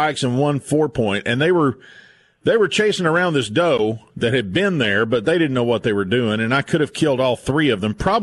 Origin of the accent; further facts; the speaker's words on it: Virginia, United States; moved away; where I grew up in Virginia